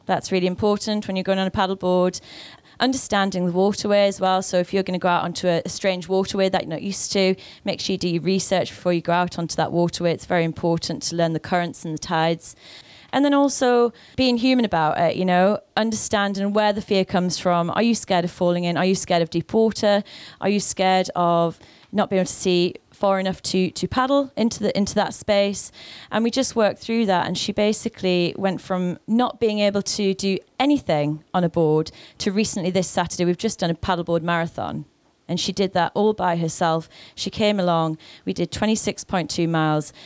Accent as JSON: {"language": "English", "area": "the Northeast", "region": "North East England", "country": "United Kingdom", "moved": "yes", "said": "I'm from the Northeast."}